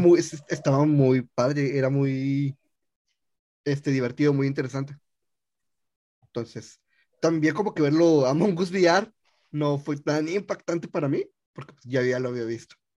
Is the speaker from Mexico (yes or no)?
yes; Mexico; soy mexicano